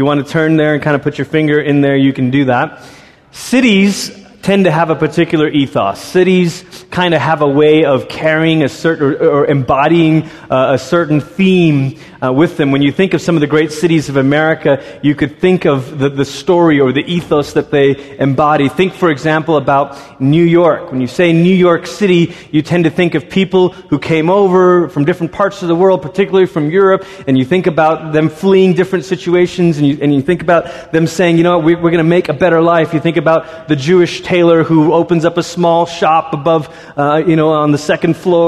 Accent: Malaysia; moved away; also born or lived in Singapore; I grew up in Malaysia and Singapore, and Singapore is kind of the tip of Malaysia

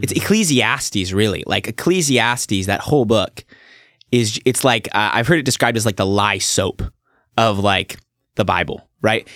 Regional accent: Staten, 15 miles east of Salem, Oregon, United States; I was born and raised in Staten, which is where I live now.

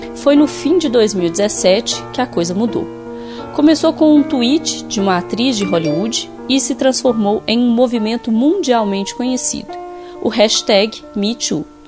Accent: Sete Lagoas, Minas Gerais, Brazil; moved away as an adult; now in Belo Horizonte, Brazil; fomos criadas na mesma cidade

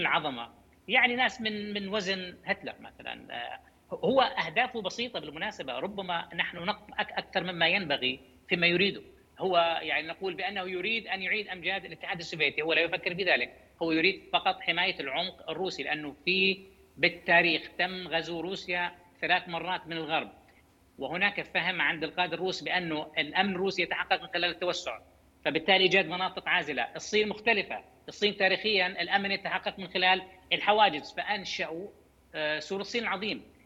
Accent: Jordan; عندنا بالاردن

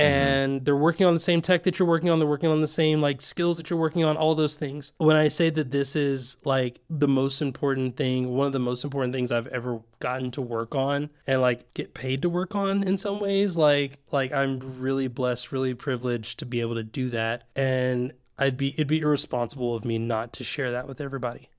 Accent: Tennessee, United States; moved away; also born or lived in Georgia; I'm from Tennessee, then Georgia.

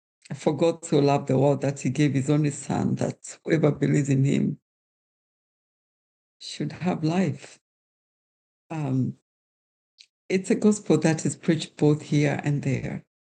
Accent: Kenya; While I was being Kenyan means that I am part of a wider community.

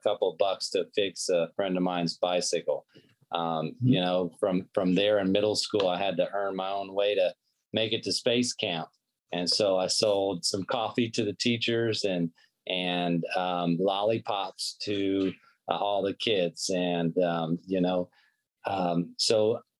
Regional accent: Pensacola, Florida, United States; my hometown of Pensacola, Florida

